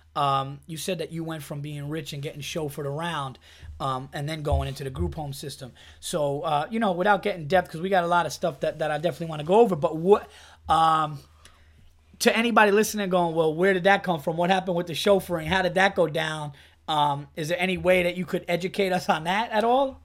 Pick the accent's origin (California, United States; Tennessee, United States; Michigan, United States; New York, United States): New York, United States; Westchester; also born or lived in Yonkers / Hudson Valley; I was born in Yonkers, but I, I, grew up all over Westchester. I went to high school actually upstate, um, in in Hudson Valley